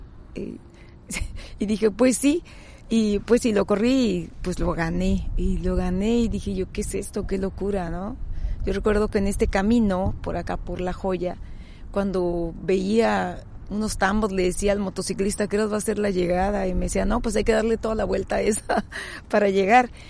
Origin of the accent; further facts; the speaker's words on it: Tijuana, Baja California, Mexico; Yo soy nativa de la ciudad de Tijuana